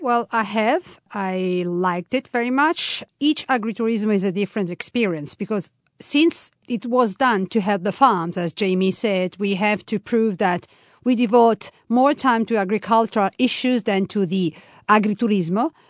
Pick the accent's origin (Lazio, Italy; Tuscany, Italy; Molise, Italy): Tuscany, Italy; now in Umbria, Italy; I was born in Tuscany, from a half Tuscanian, half, uh, Roman family